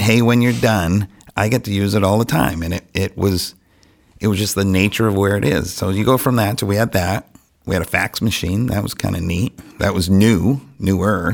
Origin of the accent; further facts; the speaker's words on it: Franklin, United States; I was born and raised in Franklin